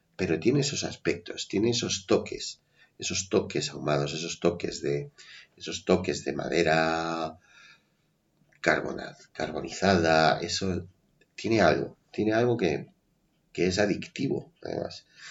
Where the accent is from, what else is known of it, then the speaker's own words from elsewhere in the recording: Madrid, Community of Madrid, Spain; also born or lived in Levante; somos madrileños de nacimiento, un poco de crianza, pero bueno, hemos terminado fuera de Madrid.